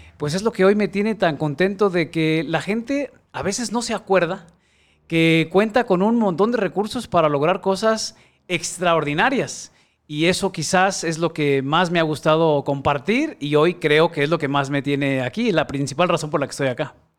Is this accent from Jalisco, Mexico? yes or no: yes; Guadalajara, Jalisco, Mexico; Soy tapatío, aquí nací en Guadalajara y tengo 44 años, de los cuales eh, solamente dos he vivido fuera de esta ciudad